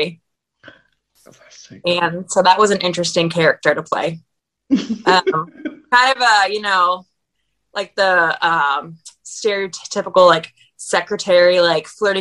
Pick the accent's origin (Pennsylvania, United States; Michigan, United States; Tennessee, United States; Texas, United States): Pennsylvania, United States; near Gettysburg; moved away as an adult; now in Nashville, United States; I grew up in Pennsylvania, near Gettysburg